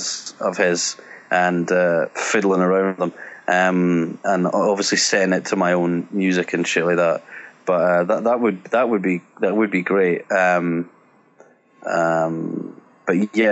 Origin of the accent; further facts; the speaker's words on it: Scotland, United Kingdom; being Scottish